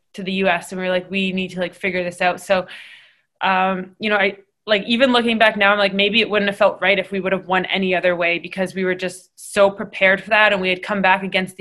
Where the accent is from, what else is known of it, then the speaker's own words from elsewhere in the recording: Canada; being Canadian